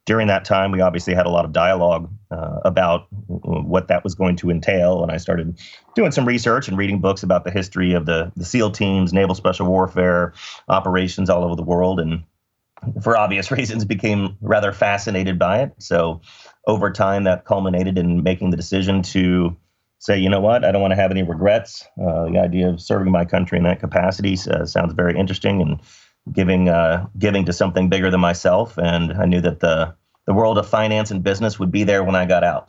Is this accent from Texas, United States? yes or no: yes; Dallas, Texas, United States; I grew up in Dallas and did my undergrad at Southern Methodist University